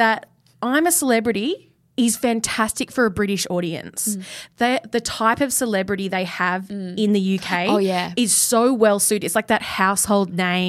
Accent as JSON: {"language": "English", "town": "Perth", "region": "Western Australia", "country": "Australia", "moved": "yes", "said": "I'm from Perth."}